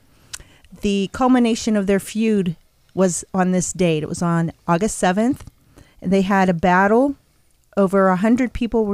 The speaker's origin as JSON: {"language": "English", "region": "New Jersey", "country": "United States", "tie": "born or raised there", "said": "I was born in Jersey."}